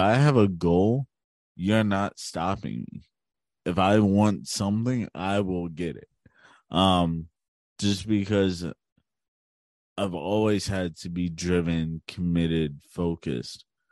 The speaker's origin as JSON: {"language": "English", "town": "Hagerstown", "region": "Maryland", "country": "United States", "tie": "born or raised there", "also_born_or_lived": "Baltimore, Maryland", "said": "I was born in Baltimore, Maryland, and I grew up in Hagerstown."}